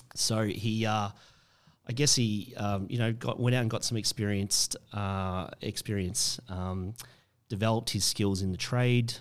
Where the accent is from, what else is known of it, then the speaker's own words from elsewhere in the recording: Australia; how we feel about being Australian now.